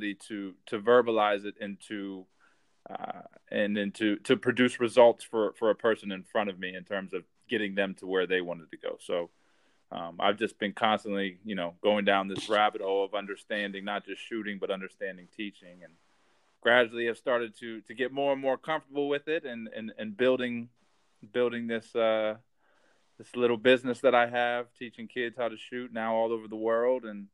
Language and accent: English; Central Pennsylvania, United States; also born or lived in Harrisburg, Pennsylvania; now in Philadelphia, United States; I grew up in Central Pennsylvania